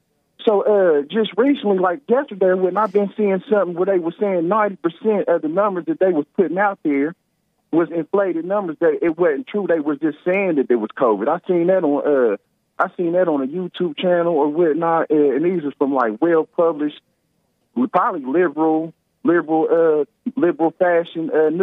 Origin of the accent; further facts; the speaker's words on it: United States; I'm American.